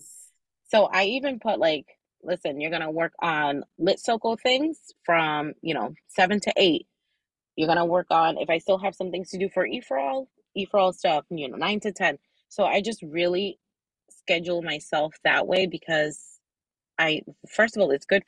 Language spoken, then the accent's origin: English; New Jersey, United States; Being Dominicana is like, I might as well have been born there. I was born in New Jersey